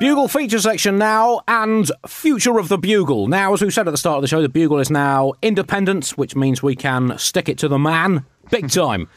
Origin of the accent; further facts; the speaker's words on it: United Kingdom; we're British